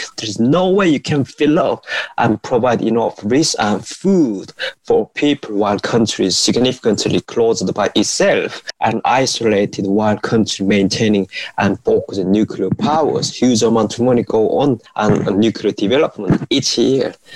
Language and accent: English; North Korea; moved away; how I was growing up in North Korea.